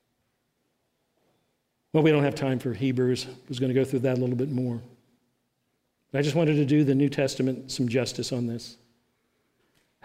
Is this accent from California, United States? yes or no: no; South Carolina, United States; I'm come from South Carolina